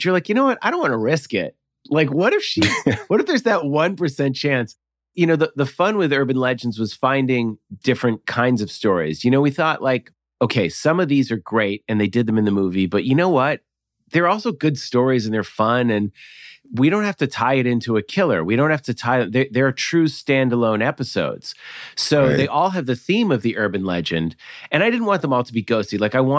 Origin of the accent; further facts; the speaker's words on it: Massachusetts, United States; Like, yeah, I grew up in outside Boston.